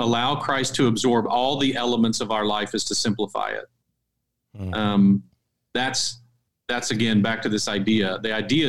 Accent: United States; as an American

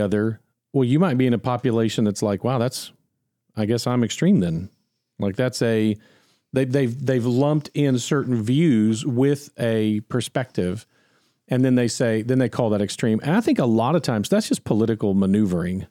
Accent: United States; I'm an American

